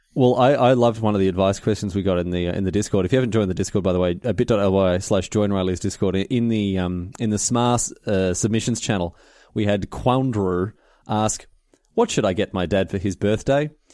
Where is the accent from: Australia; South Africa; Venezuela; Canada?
Australia; now in United Kingdom; I'm Australian